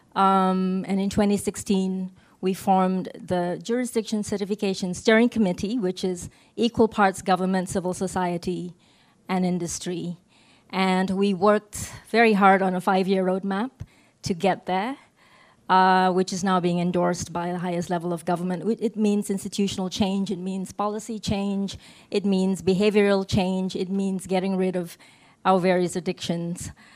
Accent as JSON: {"language": "English", "region": "Sabah", "country": "Malaysia", "said": "from Sabah, which is the northernmost state um, on the island of Borneo"}